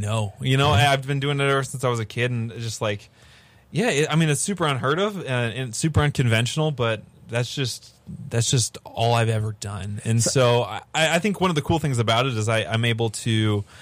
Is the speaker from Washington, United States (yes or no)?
yes; Seattle, Washington, United States; now in Nashville, United States; I'm originally really from Seattle